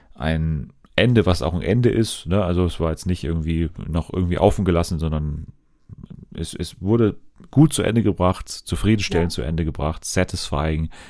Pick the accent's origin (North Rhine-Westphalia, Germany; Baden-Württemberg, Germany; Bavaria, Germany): Bavaria, Germany; Munich; ich komme doch aus München